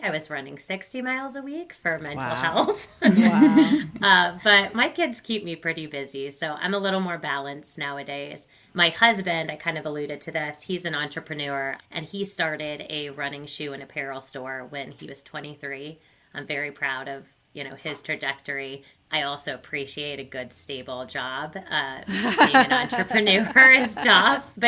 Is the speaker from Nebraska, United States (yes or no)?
no; Ohio, United States; also born or lived in Indiana; I grew up in Ohio. I'm an Ohio native